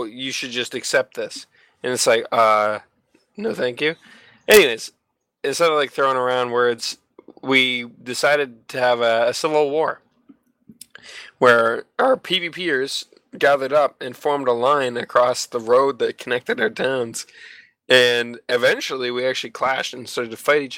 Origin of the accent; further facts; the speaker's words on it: Canada; being a Canadian, I live so far north from Brazil